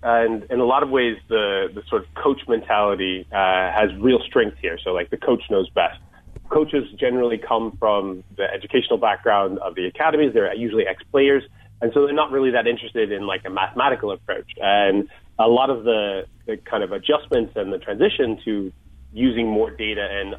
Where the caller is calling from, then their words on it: Bath, South West England, United Kingdom; Bath, England.